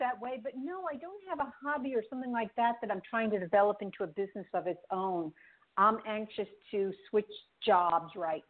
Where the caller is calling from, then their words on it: New York, United States; I'm calling from New York.